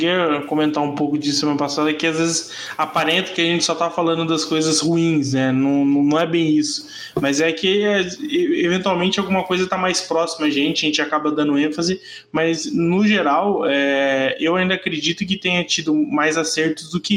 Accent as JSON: {"language": "Portuguese", "country": "Brazil", "said": "É, como bom brasileiro, tem que estar um pouquinho atrasado"}